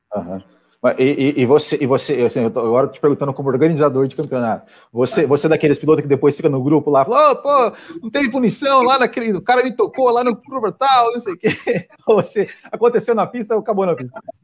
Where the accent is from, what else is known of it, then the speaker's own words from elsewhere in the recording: Santa Catarina, Brazil; eu sou de Santa Catarina